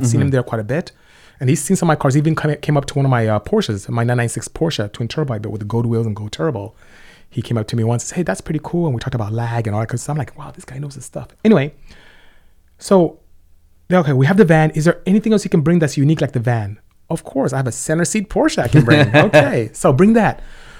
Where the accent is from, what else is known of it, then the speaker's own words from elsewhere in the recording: Lynwood, California, United States; born there; I was born in Linwood, California.